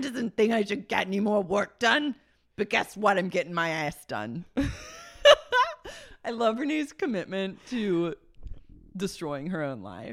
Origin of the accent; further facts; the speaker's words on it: Oklahoma City, Oklahoma, United States; I grew up in Oklahoma City, we battled raccoons all the time